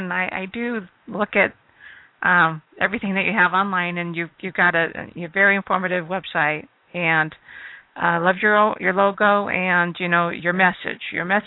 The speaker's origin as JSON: {"language": "English", "town": "Mesa", "region": "Arizona", "country": "United States", "tie": "born or raised there", "also_born_or_lived": "Chandler", "said": "I lived in Chandler for a little bit, but I grew up mostly in Mesa."}